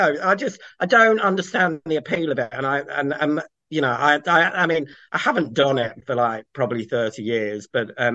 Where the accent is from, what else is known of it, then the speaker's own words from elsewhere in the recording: Kent, South East England, United Kingdom; moved away; also born or lived in Cheshire / Pembrokeshire, Wales; I grew up in Kent